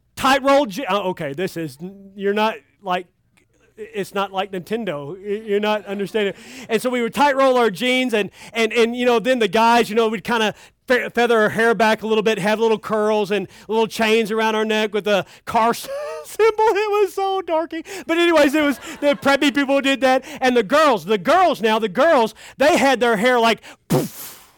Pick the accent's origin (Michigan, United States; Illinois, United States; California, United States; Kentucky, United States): Kentucky, United States; I'm from Kentucky.